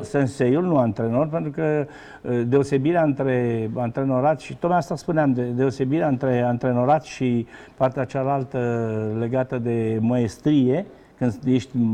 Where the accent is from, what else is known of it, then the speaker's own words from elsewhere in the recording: Romania; moved away as an adult; also born or lived in France / United States; eu am plecat în, în ianuarie 89, am plecat definitiv din România